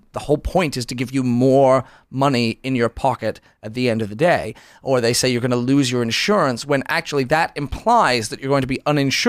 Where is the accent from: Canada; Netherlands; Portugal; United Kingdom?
United Kingdom; now in United States; I was born in Britain.